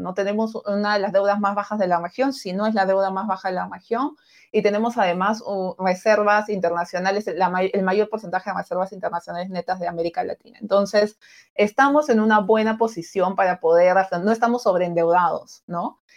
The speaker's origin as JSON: {"language": "Spanish", "country": "Peru"}